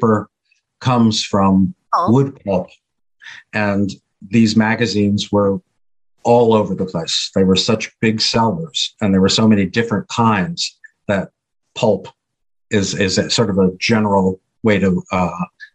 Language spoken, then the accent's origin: English; New York, United States; moved away; also born or lived in Miami, Florida / Los Angeles; I'm from New York, but I lived in Florida at the time